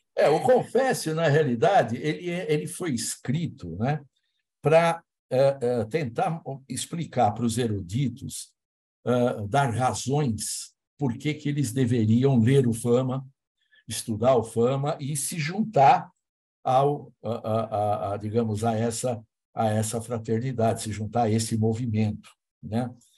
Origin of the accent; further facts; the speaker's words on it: Brazil; como brasileiros